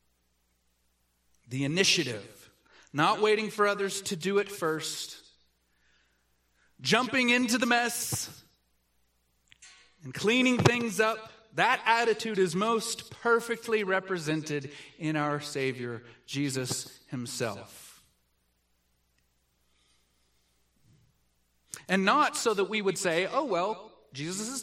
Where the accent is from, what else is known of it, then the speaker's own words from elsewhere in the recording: the South, United States; I grew up in the South